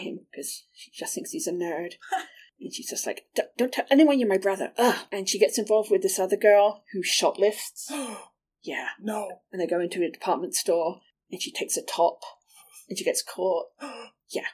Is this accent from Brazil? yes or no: no; England, United Kingdom; moved away; These were shows that I watched when I was growing up in England